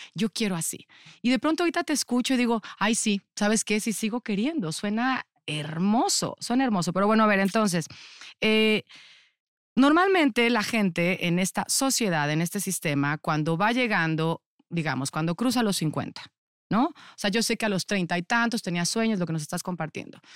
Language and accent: Spanish; Cuautitlán Izcalli, State of Mexico, Mexico; yo viví toda mi infancia en Cuautitlán Izcalli